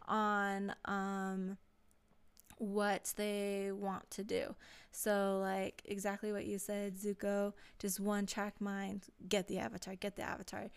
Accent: Hawaii, United States; I am Hawaiian

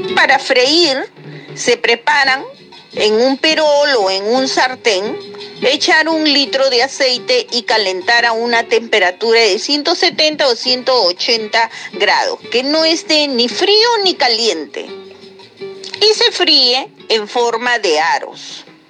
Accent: Lima, Peru; de Lima

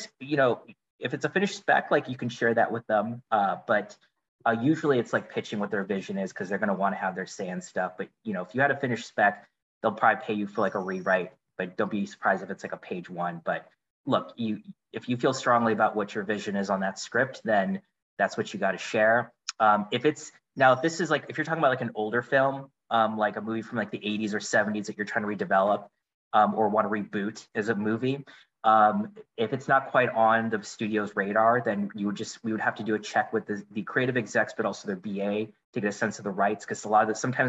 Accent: Indiana, United States; moved away as an adult; now in Los Angeles, United States; I grew up in the Midwest from Indiana

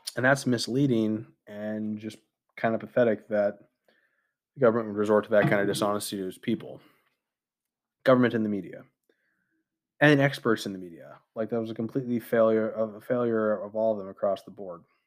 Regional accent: United States; as an American citizen

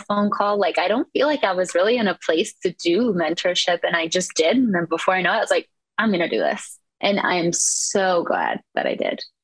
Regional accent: Eastern Iowa, United States; I am from Eastern Iowa.

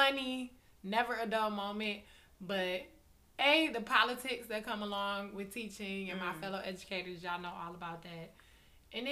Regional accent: Buffalo, New York, United States; moved away as an adult; also born or lived in Daytona Beach, Florida; I'm from Buffalo, New York, born and raised.

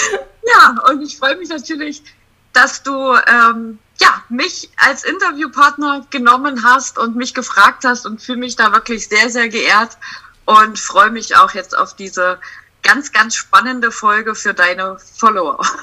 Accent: Sangerhausen, Saxony-Anhalt, Germany; ich komme aus Sangerhausen.

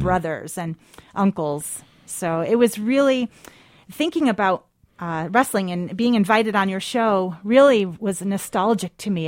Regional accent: Spencerport, New York, United States; moved away; I am from a small town, uh, west of Rochester, New York

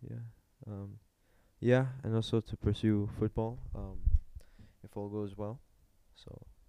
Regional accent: Mozambique; I'm from Mozambique. I've been at AISM for 13 years since ELC

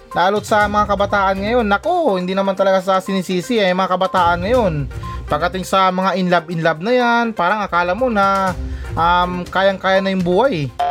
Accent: Philippines; sa ating mga Pilipino

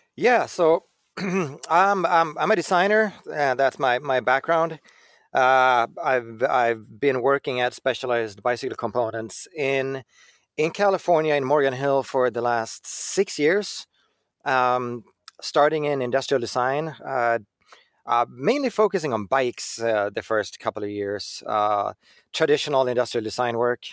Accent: Sweden; I come from Sweden

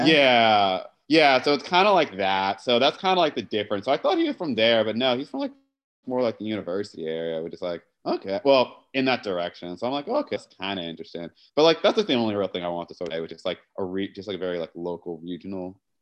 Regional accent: Matthews, North Carolina, United States; now in New York City, United States; I'm right now in Charlotte, North Carolina. Well, I guess technically Matthews, North Carolina, my like home, um, well, my hometown

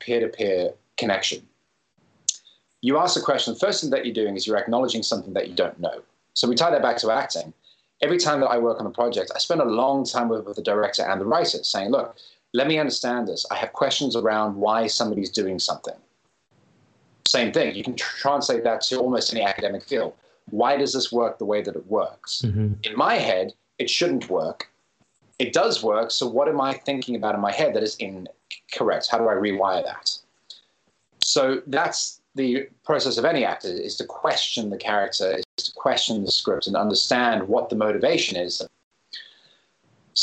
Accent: Cape Town, Western Cape, South Africa; now in London, United Kingdom; my hometown of Cape Town.

